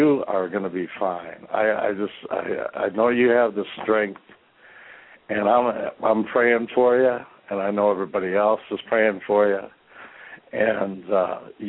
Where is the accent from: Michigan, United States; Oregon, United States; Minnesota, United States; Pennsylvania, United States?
Michigan, United States; Detroit; now in Gaylord, United States; I'm from Detroit. I'm speaking from Gaylord.